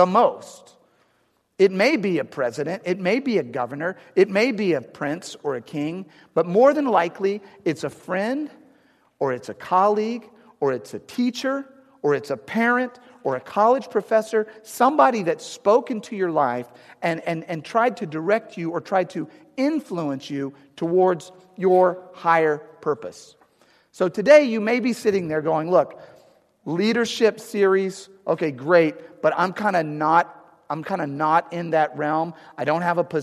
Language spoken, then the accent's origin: English; St. Louis, Missouri, United States; moved away as an adult; also born or lived in Arizona; now in St. Louis, United States; I'm from St. Louis originally, but I live in Arizona, but I want to get back